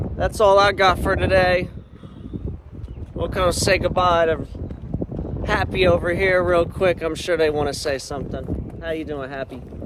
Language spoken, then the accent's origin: English; Philadelphia, Pennsylvania, United States; I'm from Philly. Shout out to the 215. I'm a long way from home.